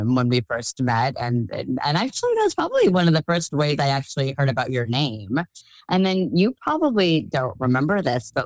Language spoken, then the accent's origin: English; Bay Area, Northern California, United States; also born or lived in Irvine, California / Boston / New York; I grew up in Northern California in the Bay Area.